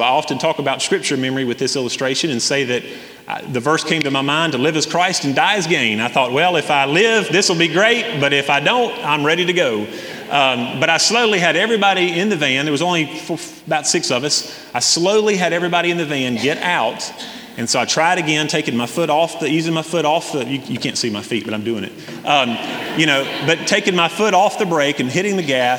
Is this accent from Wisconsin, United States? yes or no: no; Hendersonville, North Carolina, United States; growing up in Hendersonville